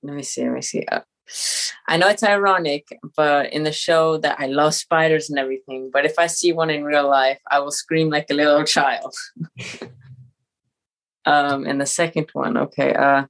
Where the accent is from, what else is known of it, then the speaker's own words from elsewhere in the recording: Vermont, United States; born there; now in Los Angeles, United States; I was born in Vermont. My mother's French, my dad's American, so we move around a lot, but we currently live in Los Angeles.